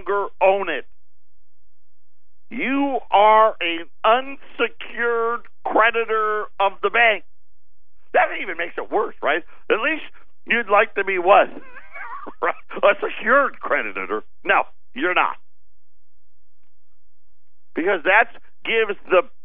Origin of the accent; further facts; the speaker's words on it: United States; we're still American.